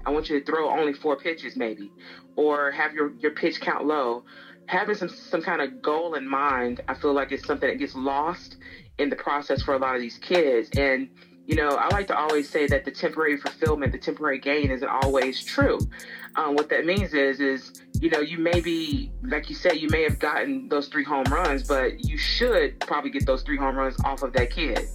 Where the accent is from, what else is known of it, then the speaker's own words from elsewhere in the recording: Tuscaloosa, Alabama, United States; I am from Tuscaloosa, Alabama, and um, you know grew up about maybe 15 minutes from the UA itself